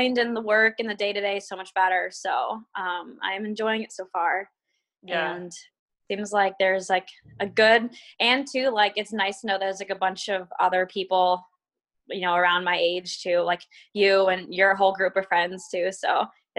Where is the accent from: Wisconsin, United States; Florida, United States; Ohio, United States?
Florida, United States; moved away as an adult; also born or lived in Stillwater, Oklahoma; now in Portland, United States; growing up in Florida